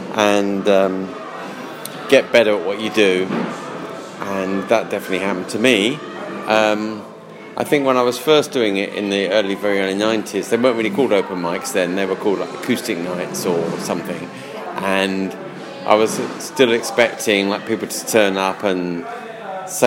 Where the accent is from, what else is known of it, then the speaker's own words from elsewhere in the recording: London, United Kingdom; I'm a Londoner, yeah. I was born in London. I was born in near where you're living, in Ealing